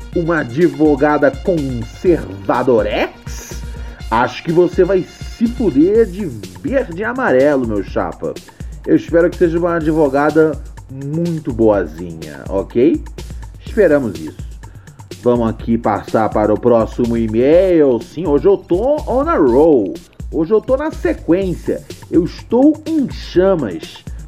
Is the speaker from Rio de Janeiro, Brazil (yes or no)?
yes; Rio de Janeiro, Brazil; Venho do Morro do Adeus, complexo do alemão